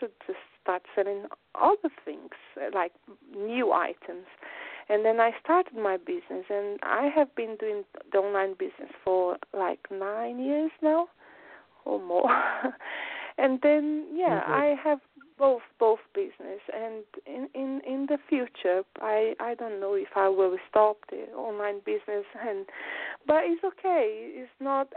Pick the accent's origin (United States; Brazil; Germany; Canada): Brazil; English is a second language; moved away as an adult; now in London, United Kingdom; I came from Brazil